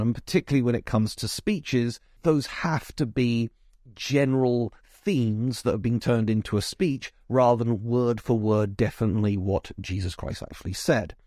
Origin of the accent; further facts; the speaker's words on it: South East England, United Kingdom; you can tell from my accent that I've clearly been brought up in Britain, probably the southeast.